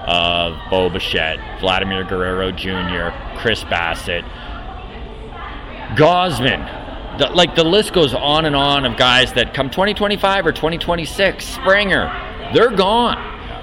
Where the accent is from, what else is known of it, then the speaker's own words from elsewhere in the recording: Grande Prairie, Alberta, Canada; I grew up in Grand Prairie, Alberta, actually.